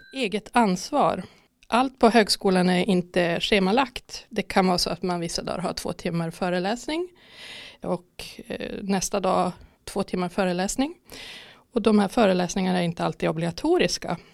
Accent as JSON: {"language": "Swedish", "town": "Mariestad", "region": "Västra Götaland", "country": "Sweden", "moved": "as an adult", "lives_now": "Skövde, Sweden", "said": "jag kommer från Mariestad tidigare"}